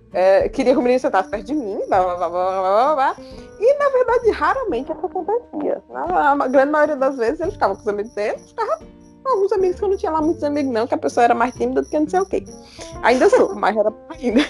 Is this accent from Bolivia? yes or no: no; Jaguaribe, Ceará, Brazil; now in Limoeiro do Norte, Brazil; Eu e a Luanda somos de Jaguaribe, mas a gente só se conheceu mesmo quando eu vim morar aqui em Limoeiro